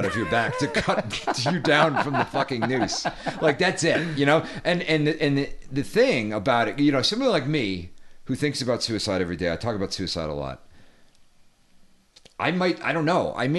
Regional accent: Rhode Island, United States; I'm from Rhode Island

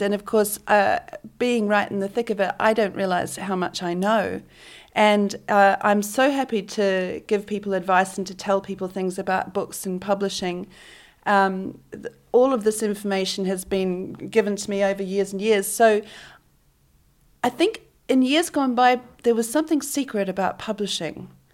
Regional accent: Auckland, New Zealand; moved away as an adult; also born or lived in South Island, New Zealand; now in Sydney, Australia; I grew up and did most of my high school education in Auckland

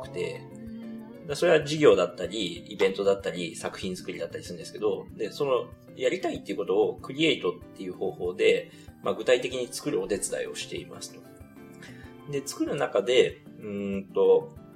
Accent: Tokyo, Japan; 小石川後楽園っていう庭園がある場所なんですけど、僕そこの出身なんですよ

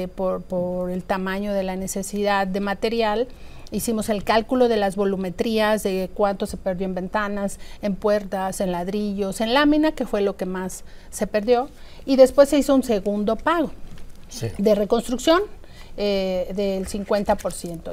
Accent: Mexico City, Mexico; los que somos de la Ciudad de México

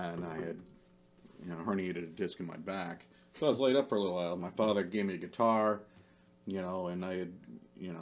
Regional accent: New Hampshire, United States; moved away as an adult; now in Pennsylvania, United States; Born and raised in New Hampshire

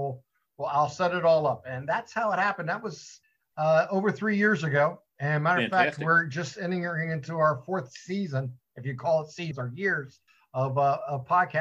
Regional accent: Mahoning Valley, Ohio, United States; I'm from the Mahoning Valley.

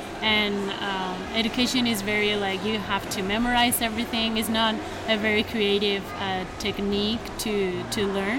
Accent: Granada, Andalusia, Spain; English is a second language; now in United States; I come from Spain.

